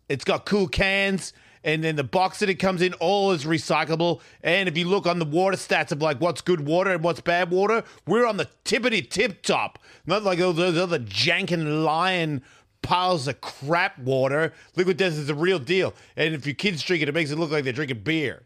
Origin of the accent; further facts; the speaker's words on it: Australia; I'm Australian